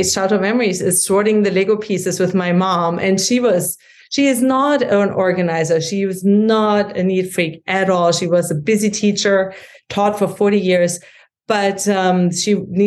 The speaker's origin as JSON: {"language": "English", "country": "Germany", "tie": "born or raised there", "also_born_or_lived": "St. Louis, Missouri", "accent": "German", "second_language": "English", "moved": "as an adult", "lives_now": "United States", "said": "you can hear from my accent that I grew up in Germany and came to the States"}